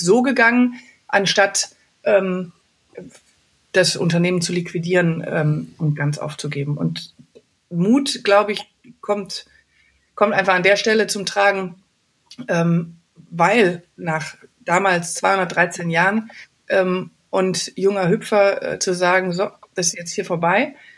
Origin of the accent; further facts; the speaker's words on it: Wuppertal, North Rhine-Westphalia, Germany; aus meiner Heimatstadt Wuppertal